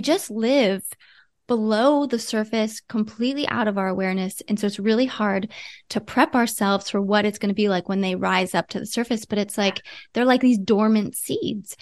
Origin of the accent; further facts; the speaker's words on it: Ohio, United States; moved away; I'm from Ohio originally.